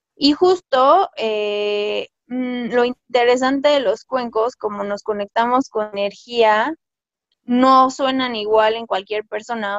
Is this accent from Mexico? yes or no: yes; Mexico